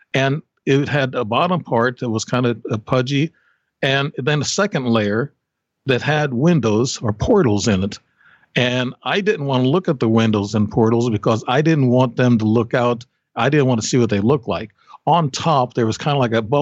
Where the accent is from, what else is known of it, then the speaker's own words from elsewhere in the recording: Alton, Illinois, United States; also born or lived in Alaska; We were in Alton, Illinois. I'm still in Alton, really. I come back from Alaska for a couple of years and come back here